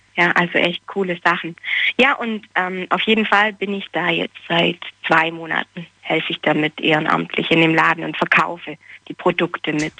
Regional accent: small town near Ulm, Baden-Württemberg, Germany; ich komme eigentlich nicht aus Ulm, sondern ein bisschen mehr vom Land und so eine kleine Kleinstadt

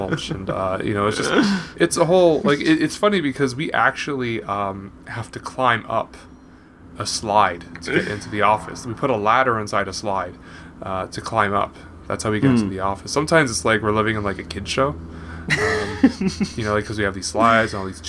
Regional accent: Canada; I'm a Canadian. I was born in Canada.

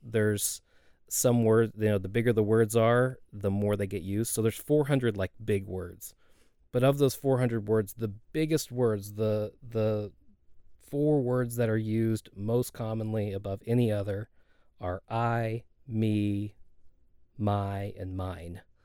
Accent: Dallas, Texas, United States; also born or lived in Rockwall, Texas; I grew up here in the Dallas area

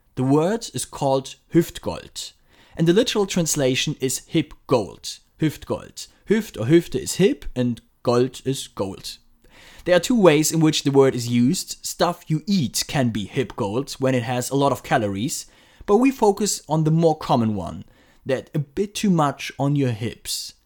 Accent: Frankfurt, Hesse, Germany; my hometown Frankfurt

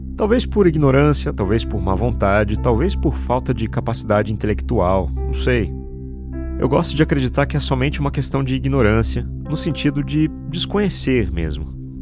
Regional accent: São José dos Campos, São Paulo, Brazil; Eu nasci num bairro simples em São José dos Campos, São Paulo

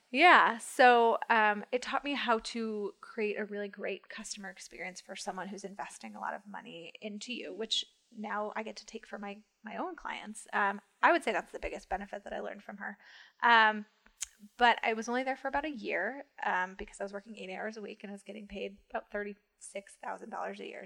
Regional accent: Rochester, New York, United States; moved away as an adult; also born or lived in Washington, D.C.; now in New York City, United States; I'm from Rochester, Western

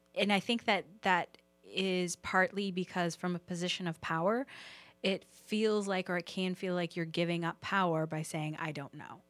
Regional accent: the South, United States; moved away; I'm originally from the South

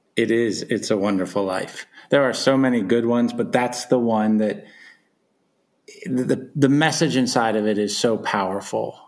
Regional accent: Philadelphia, Pennsylvania, United States; growing up in Philadelphia

